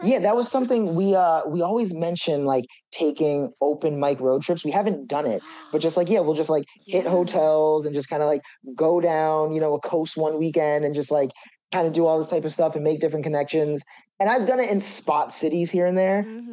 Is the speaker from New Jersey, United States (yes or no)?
yes; Jersey Shore, New Jersey, United States; also born or lived in Brooklyn, New York; now in New York, United States; I was born in Brooklyn, and then when I turned a year old, my mom just really wanted to move to the suburbs. She didn't want to raise a family in the city. So there's like this shore area in New Jersey, called the Jersey Shore